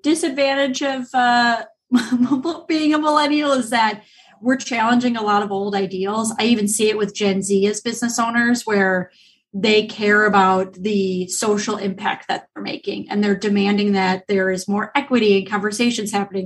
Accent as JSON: {"language": "English", "region": "Illinois", "country": "United States", "moved": "yes", "said": "I'm actually from Illinois originally"}